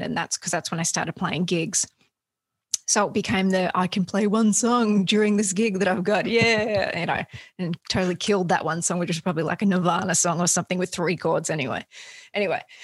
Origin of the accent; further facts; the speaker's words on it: Australia; moved away as an adult; now in United States; I grew up in Australia. I, have I've only been in the States for um, a good handful of years